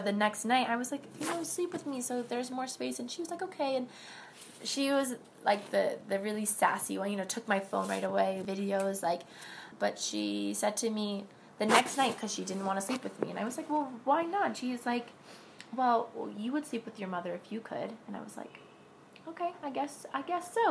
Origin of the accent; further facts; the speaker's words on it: New York City, New York, United States; I'm from New York City, in Harlem.